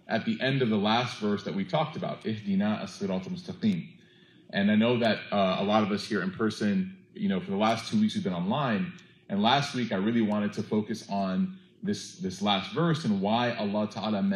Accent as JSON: {"language": "English", "country": "United States", "said": "We're from America"}